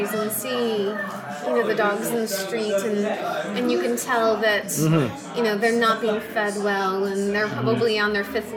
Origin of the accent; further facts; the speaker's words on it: Midwest, United States; being American